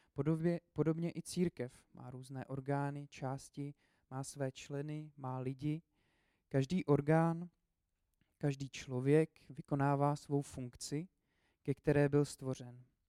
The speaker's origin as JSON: {"language": "Czech", "town": "Česká Lípa", "region": "Liberec Region", "country": "Czechia", "moved": "yes", "lives_now": "Brno, Czech Republic", "said": "Já jsem původně z České Lípy, eh, a do Brna jsem se dostal kvůli škole. Potom jsem tam zůstal."}